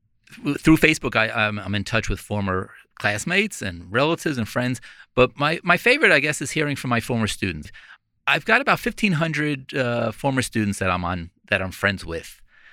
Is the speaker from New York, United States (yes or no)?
yes; Glen Head, New York, United States; It was great. It was a combination of Mayberry, small town America. Everybody knew each other. We walked to school.